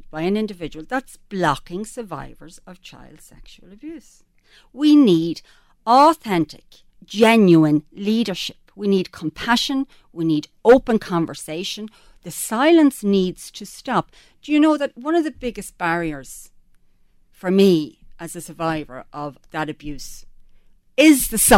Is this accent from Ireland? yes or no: yes; Drogheda, Leinster, Ireland; Drogheda, my hometown